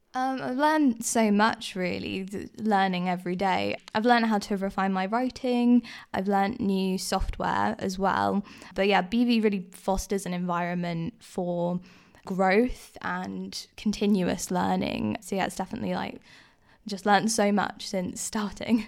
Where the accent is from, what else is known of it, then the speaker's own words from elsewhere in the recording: Guernsey; I grew up in Guernsey